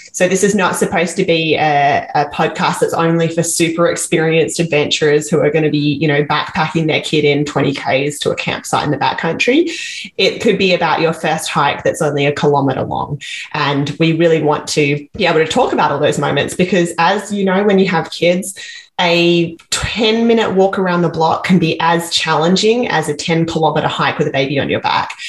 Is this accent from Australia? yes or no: yes; Perth, Western Australia, Australia; now in Vancouver, Canada; I'm from Australia. I grew up in Western Australia in Perth